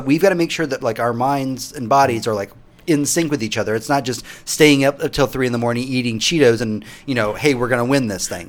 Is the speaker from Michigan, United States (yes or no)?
no; Houston, Texas, United States; now in Austin, United States; Tony, you and I are from Houston